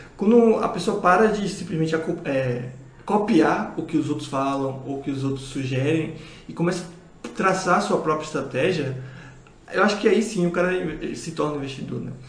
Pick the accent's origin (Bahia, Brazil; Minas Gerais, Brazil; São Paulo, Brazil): Bahia, Brazil; moved away; como eu baiano